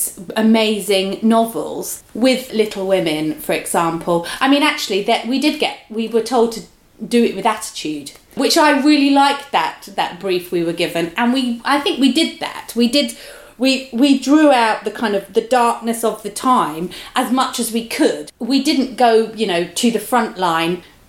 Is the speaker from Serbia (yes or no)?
no; London, United Kingdom; where I grew up in London, you know, I lived in Hackney